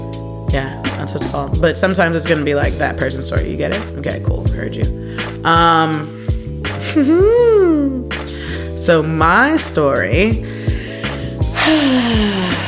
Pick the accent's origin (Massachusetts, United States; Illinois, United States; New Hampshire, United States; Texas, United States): Illinois, United States; North Shore of Chicago; moved away; I'm from the North Shore of Chicago